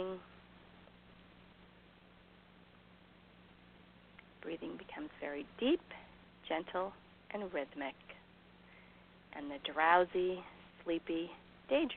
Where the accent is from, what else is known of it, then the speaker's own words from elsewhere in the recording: Canada; I'm Canadian